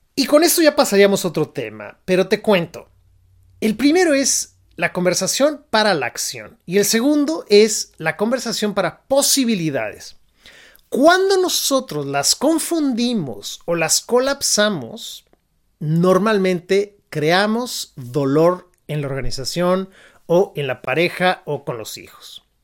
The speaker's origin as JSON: {"language": "Spanish", "country": "Mexico", "moved": "as an adult", "lives_now": "San Francisco, United States", "said": "yo me fui de México, yo soy mexicano, y decidí emigrar a Estados Unidos particularmente"}